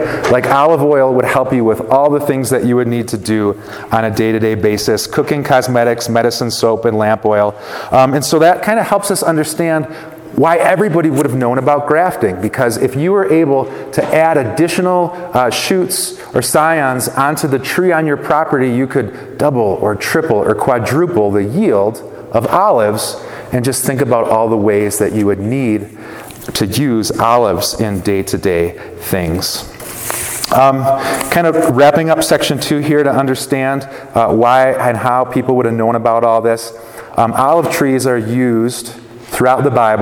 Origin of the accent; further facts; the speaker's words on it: Wisconsin, United States; moved away; since I moved away from Wisconsin